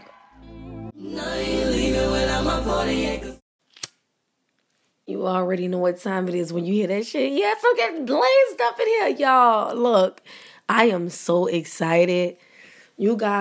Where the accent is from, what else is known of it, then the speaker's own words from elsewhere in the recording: New Orleans, Louisiana, United States; I'm from New Orleans